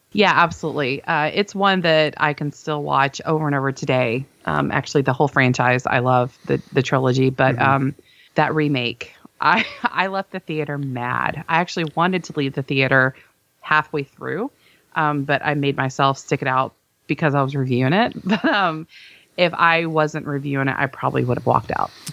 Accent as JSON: {"language": "English", "region": "Texas", "country": "United States", "said": "we're from Texas, you"}